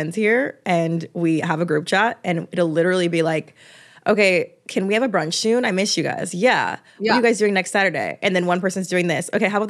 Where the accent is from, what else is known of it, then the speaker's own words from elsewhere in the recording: Georgia, United States; now in New York, United States; Like I don't have a lot of my close relationships here in New York. Like I'm from Georgia.